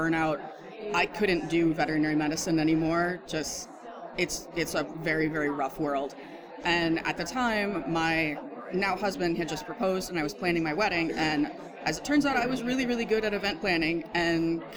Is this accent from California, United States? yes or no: no; Pittsburgh, Pennsylvania, United States; I am from Pittsburgh, Pennsylvania